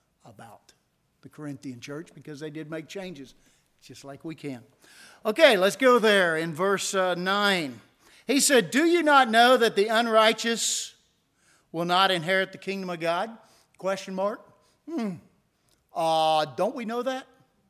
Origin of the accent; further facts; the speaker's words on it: Indiana, United States; born there; also born or lived in Tennessee; And I was born in Indiana, and I spoke so much faster. Then I moved to Tennessee, and I speak so much slower.